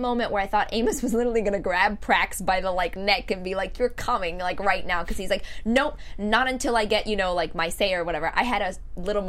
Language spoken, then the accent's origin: English; Mexico; I grew up in Mexico